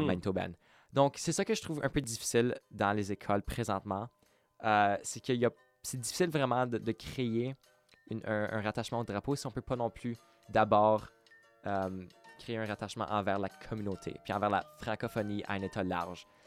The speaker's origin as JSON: {"language": "French", "town": "Winnipeg", "region": "Manitoba", "country": "Canada", "tie": "born or raised there", "first_language": "French", "said": "j'ai été élevé au Cré, j'ai été élevé dans à la bibliothèque de Saint-Boniface"}